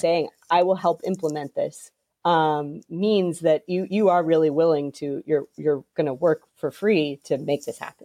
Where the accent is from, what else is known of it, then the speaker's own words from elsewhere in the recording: New England, United States; because I'm from New England